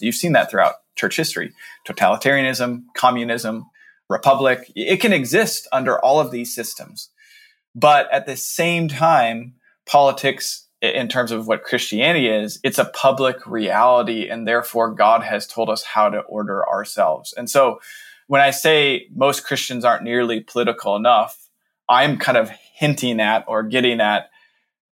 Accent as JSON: {"language": "English", "country": "United States", "said": "I wrote this as an American Protestant white Westerner"}